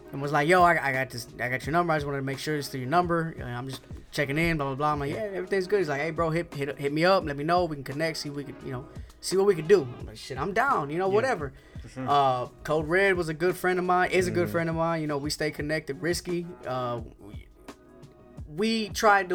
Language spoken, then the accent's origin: English; Houston, Texas, United States; we're from Houston, so you have a strong boom bap community down here